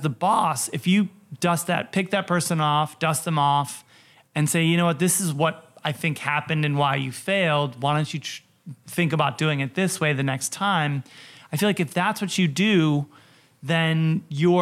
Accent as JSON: {"language": "English", "town": "Oak Park", "region": "Illinois", "country": "United States", "tie": "born or raised there", "also_born_or_lived": "Wisconsin / New York / Portland", "moved": "as an adult", "said": "I grew up in Oak Park and River Forest"}